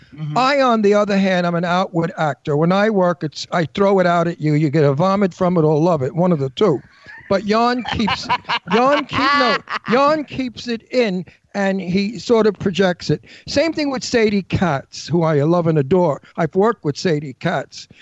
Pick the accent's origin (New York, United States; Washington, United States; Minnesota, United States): New York, United States; New York City; accent: Brooklyn; I'm from Brooklyn. My accent's natural